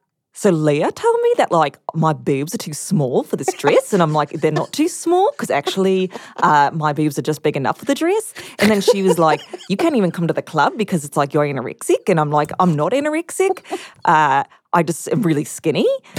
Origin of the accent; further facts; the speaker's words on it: Australia; No, I'm from Australia.